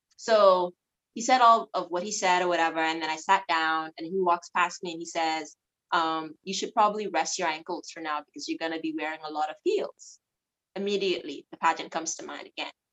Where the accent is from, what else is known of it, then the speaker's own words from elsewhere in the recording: Abaco, Bahamas; also born or lived in Nassau; I'm from Abaco, but I have a Nassau mom